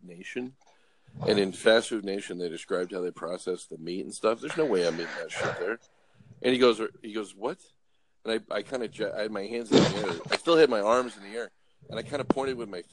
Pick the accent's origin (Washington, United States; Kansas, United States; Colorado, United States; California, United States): California, United States; Los Angeles; moved away; originally I'm from Los Angeles